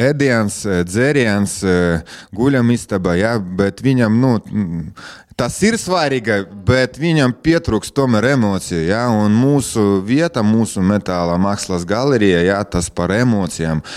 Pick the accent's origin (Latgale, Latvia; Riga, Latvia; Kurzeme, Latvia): Latgale, Latvia; Preiļi; es esmu dzimis Prēļos, ja, un mana bērnība, jaunība, ja, es visu laiku šeit un mācījos Prēļos, un nekur nebraucu no, no šejienes prom.